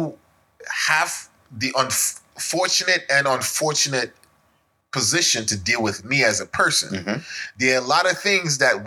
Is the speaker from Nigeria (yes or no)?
yes; Nigeria; moved away; as a Nigerian